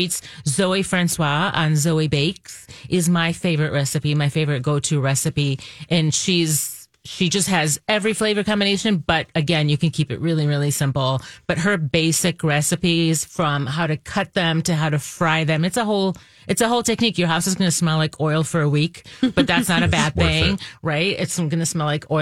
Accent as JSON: {"language": "English", "country": "Israel", "tie": "born or raised there", "moved": "yes", "said": "But I grew up in Israel."}